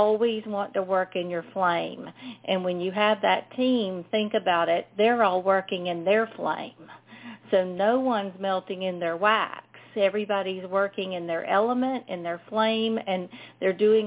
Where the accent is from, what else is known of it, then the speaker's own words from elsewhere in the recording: South Carolina, United States; if y'all couldn't tell from my accent, I'm from South Carolina